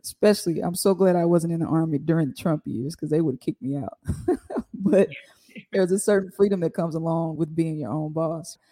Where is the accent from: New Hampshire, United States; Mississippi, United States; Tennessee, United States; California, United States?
Mississippi, United States; Jackson; Growing up in Jackson, to me, was great. I went to John Hopkins Elementary